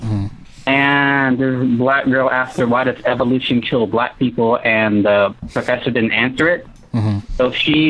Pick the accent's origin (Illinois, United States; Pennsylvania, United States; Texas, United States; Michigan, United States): Texas, United States; I'm from Texas.